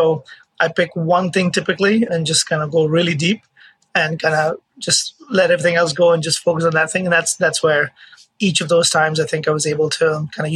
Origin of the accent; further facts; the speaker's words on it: Mumbai, Maharashtra, India; moved away as an adult; now in United States; I was born in India, in Mumbai, and I played college tennis. I played tennis my childhood